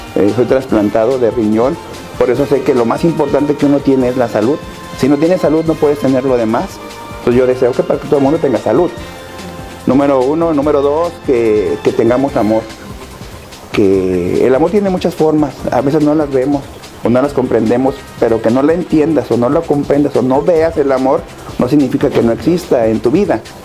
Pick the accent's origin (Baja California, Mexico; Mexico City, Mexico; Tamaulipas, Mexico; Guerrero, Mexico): Tamaulipas, Mexico; Tampico; now in Ciudad Madero, Mexico; nací en Tampico, crecí en Tampico, estudié en Tampico